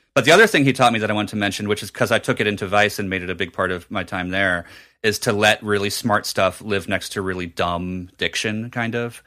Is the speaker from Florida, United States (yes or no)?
no; New Jersey, United States; moved away; at a Borders in my hometown in Jersey